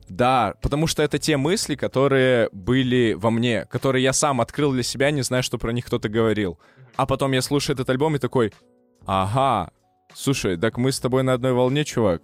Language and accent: Russian; Perm, Perm Krai, Russia; moved away; я в свой последний приезд в свой родной город, я не из Москвы. Здравствуй, Перим